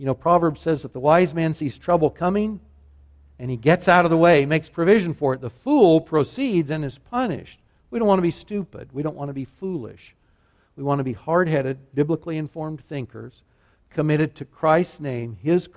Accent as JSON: {"language": "English", "country": "United States", "said": "Americans whom I share the same nationality"}